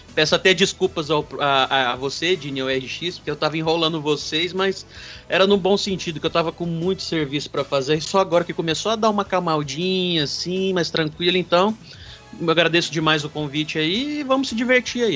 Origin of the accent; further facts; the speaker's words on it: Patos de Minas, Minas Gerais, Brazil; Eu sou de uma cidade aqui do interior de Minas chamada Patos de Minas